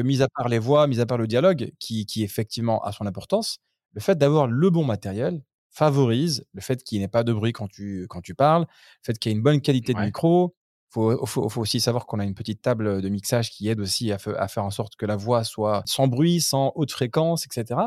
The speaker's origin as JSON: {"language": "French", "town": "Grenoble", "region": "Auvergne-Rhône-Alpes", "country": "France", "moved": "yes", "lives_now": "United Arab Emirates", "said": "nous on vient de Grenoble"}